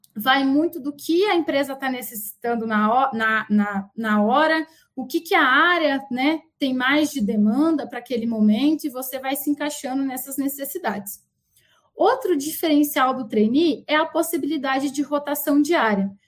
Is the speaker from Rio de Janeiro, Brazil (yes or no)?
no; Paraná, Brazil; also born or lived in Umuarama, Paraná; now in Campinas, Brazil; eu tô aqui em Campinas, mas eu também sou do Paraná